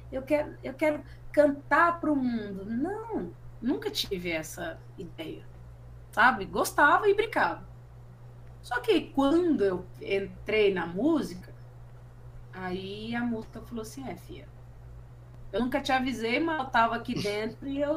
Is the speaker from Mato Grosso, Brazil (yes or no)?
yes; Rondonópolis, Mato Grosso, Brazil; moved away; Eu, eu, eu me encontrei como artista depois que eu saí de Rondonópolis, por exemplo. Eu precisei sair de uma cidade para eu me enxergar como artista.